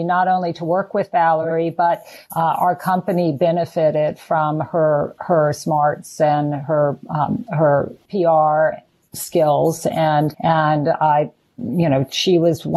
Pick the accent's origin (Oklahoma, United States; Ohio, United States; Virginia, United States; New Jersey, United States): Virginia, United States; Richmond; I grew up in Richmond